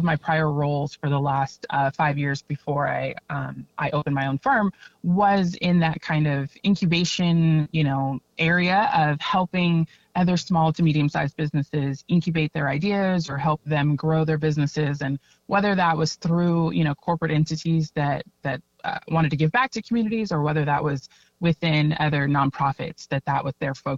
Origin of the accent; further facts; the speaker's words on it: San Diego, California, United States; I am born and raised here in San Diego. I grew up in the East County, almost Southeast area